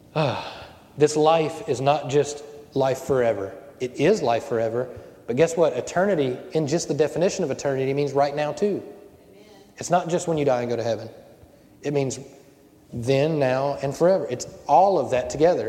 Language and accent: English; Cajun, Louisiana, United States; I'm Cajun